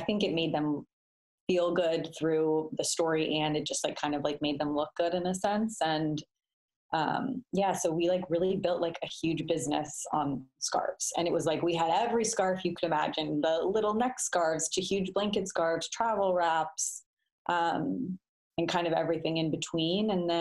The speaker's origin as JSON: {"language": "English", "town": "Denver", "region": "Colorado", "country": "United States", "tie": "born or raised there", "moved": "yes", "lives_now": "Los Angeles, United States", "said": "I'm from Denver"}